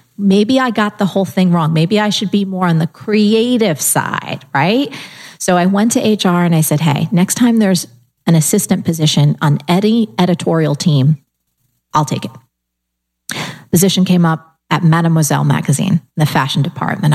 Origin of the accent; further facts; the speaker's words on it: New Jersey, United States; I'm also from New Jersey